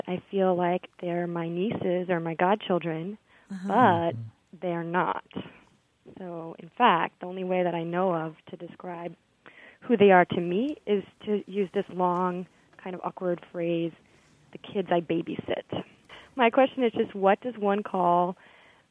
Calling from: New York City, New York, United States; I'm calling from New York City

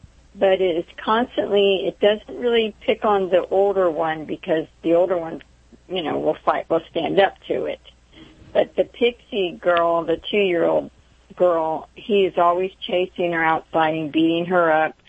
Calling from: Crescent City, Florida, United States; I'm calling from Crescent City, Florida.

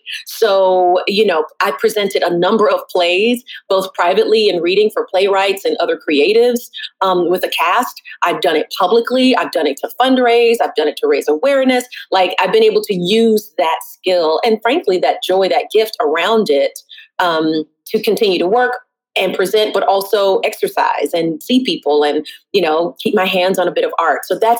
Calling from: Brooklyn, New York, United States

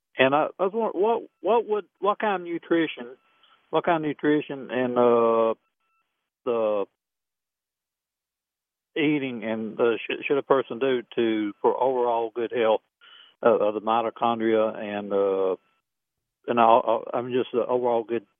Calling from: Huntsville, Alabama, United States; from Huntsville, Alabama.

